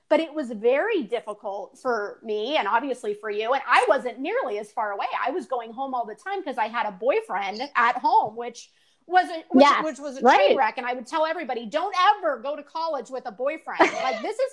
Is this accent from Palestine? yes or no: no; Southern California, United States; moved away; I'm going back to Southern California